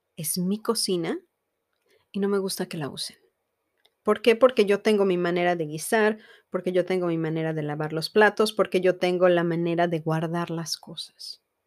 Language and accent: Spanish; Mexico; Yo soy mexicana y estoy casada con un americano